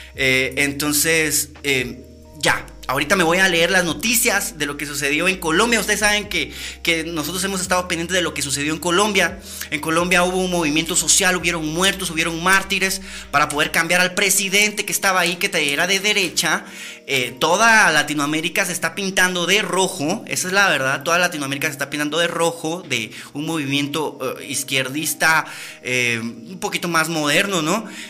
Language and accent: Spanish; Guatemala; nosotros realmente como guatemaltecos que vivimos y caminamos todos los días en las calles